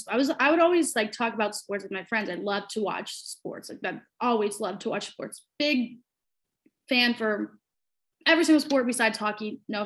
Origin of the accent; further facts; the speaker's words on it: outside Cleveland, Ohio, United States; I'm from Ohio, not specifically Cleveland, like outside